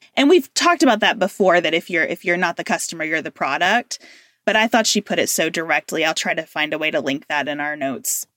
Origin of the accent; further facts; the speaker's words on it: United States; being an American right now